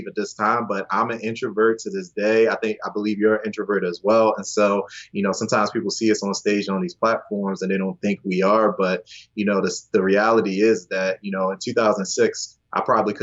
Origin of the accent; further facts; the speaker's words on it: Baltimore, Maryland, United States; I'm from Baltimore. I'm in Baltimore right now.